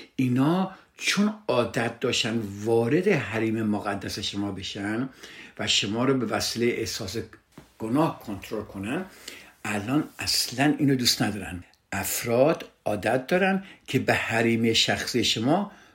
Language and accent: Persian; Iran; فرهنگی که در کشور ما هست در ایران هست